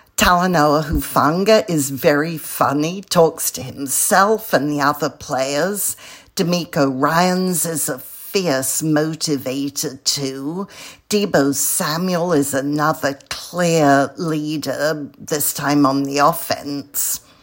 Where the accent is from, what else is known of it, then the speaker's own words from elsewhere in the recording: London, United Kingdom; moved away as an adult; now in California, United States; I'm a Brit from London who moved to California 38 years ago